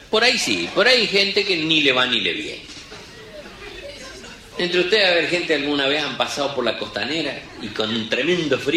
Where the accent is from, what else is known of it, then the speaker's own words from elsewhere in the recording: Villa Ángela, Chaco, Argentina; Mi pueblo, Villángela, Chaco, que es la tercera ciudad del Chaco, no es ningún pueblo, es una ciudad. Cumplimos 75 años el otro día en mayo. Estamos a 210 kilómetros del río más cerca.